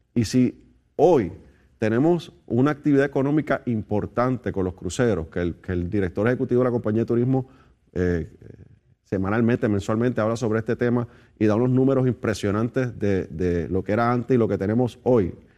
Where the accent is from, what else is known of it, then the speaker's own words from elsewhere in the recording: Puerto Rico; Somos territorio americano